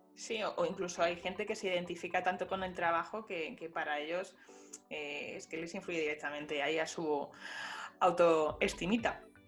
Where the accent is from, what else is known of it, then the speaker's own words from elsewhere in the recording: Spain; somos españoles